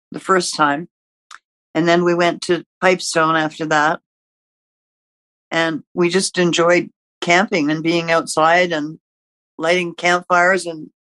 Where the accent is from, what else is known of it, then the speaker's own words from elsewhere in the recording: Canada; also born or lived in Ontario / Quebec; towns where I grew up in Ontario and Quebec